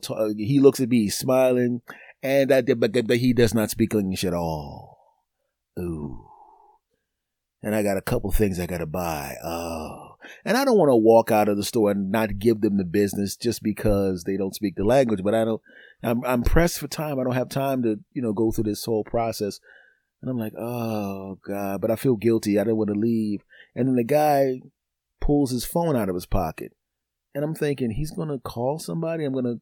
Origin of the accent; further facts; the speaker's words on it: Philadelphia, Pennsylvania, United States; Yeah, I'm originally from Philadelphia. I'm living someplace else now, but yeah, I'm here visiting some family.